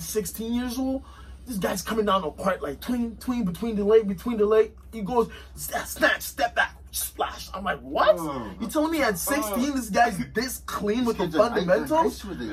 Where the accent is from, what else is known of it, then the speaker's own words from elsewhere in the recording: Winnipeg, Manitoba, Canada; Yeah, I'm from Winnipeg, bro. That's how we sound. That's how I sound, bro. You know, 204.